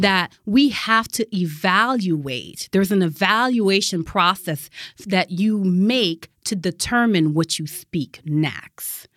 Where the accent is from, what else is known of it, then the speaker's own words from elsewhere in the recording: Connecticut, United States; moved away as an adult; also born or lived in Massachusetts / Michigan; from Connecticut, I, you know, went to school in Massachusetts, then came back to Connecticut